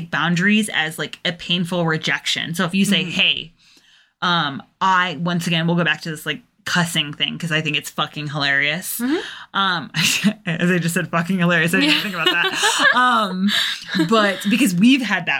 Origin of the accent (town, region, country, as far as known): England, United Kingdom; moved away